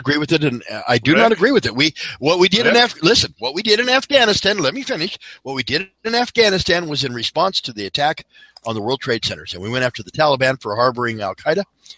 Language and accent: English; Colorado, United States; PPIR opened up in Colorado 25 miles away from my hometown